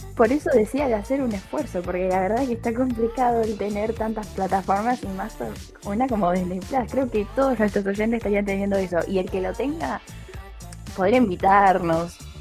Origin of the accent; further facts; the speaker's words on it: Argentina; somos argentinos